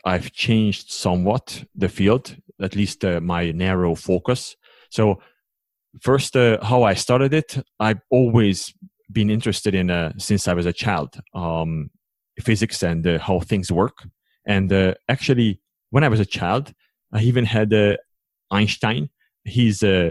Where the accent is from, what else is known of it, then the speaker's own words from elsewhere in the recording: Hungary; English is a second language; moved away as an adult; also born or lived in United States; now in Switzerland; originally I come from Hungary, and I live now in Switzerland since 2009